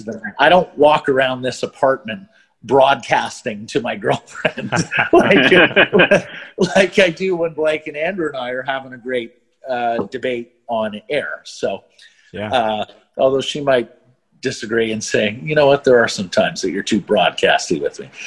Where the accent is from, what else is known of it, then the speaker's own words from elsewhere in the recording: Calgary, Alberta, Canada; also born or lived in Montreal; And then my family moved to Calgary